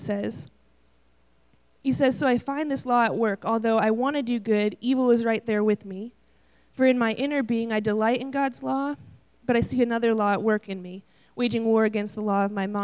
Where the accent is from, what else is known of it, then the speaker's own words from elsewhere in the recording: Buffalo, New York, United States; I grew up in Buffalo, New York, where it snows about 13 months out of the year.